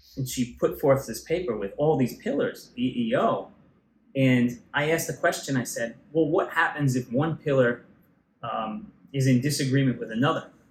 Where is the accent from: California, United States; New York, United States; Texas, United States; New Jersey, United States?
New York, United States; New York City; I grew up in Tottenville, the, the southern end here, yeah. Staten Island, and for a long time